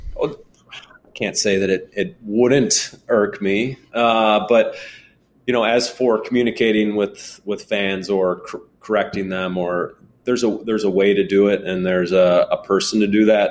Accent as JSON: {"language": "English", "region": "Illinois", "country": "United States", "tie": "born or raised there", "said": "my home state where I've lived damn near my whole life"}